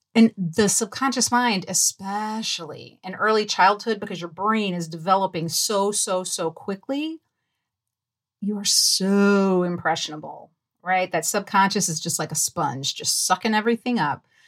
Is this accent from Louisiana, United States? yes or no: yes; New Orleans, Louisiana, United States; I grew up in New Orleans, Louisiana, and it is very Southern